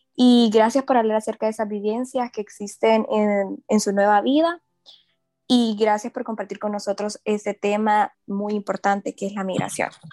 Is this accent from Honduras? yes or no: yes; Honduras; nosotros como hondureños